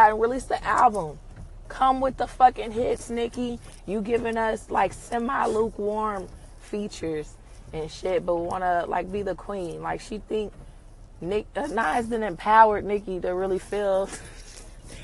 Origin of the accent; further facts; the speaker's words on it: New York City, New York, United States; I come from Brooklyn